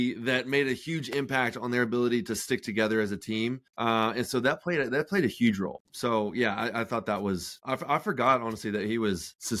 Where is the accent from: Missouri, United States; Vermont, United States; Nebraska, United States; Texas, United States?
Texas, United States; moved away; I'm a Texas boy. Well, I'm a Texan.